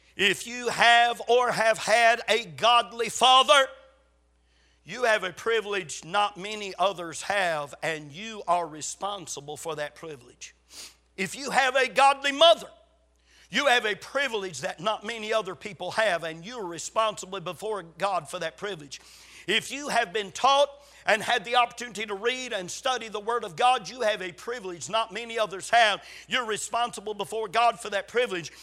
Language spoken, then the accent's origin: English; Gaffney, South Carolina, United States; born or raised there